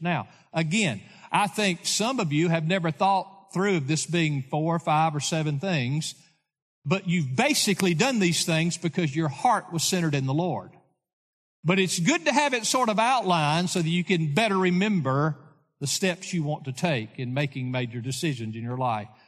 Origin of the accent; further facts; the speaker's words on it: Lawrenceburg, Tennessee, United States; I grew up in Lawrenceburg, Tennessee